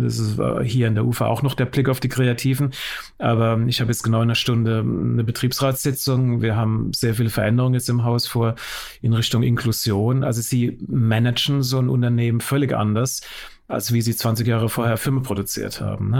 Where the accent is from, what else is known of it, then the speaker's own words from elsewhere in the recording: West Germany, Germany; ich bin im Westen geboren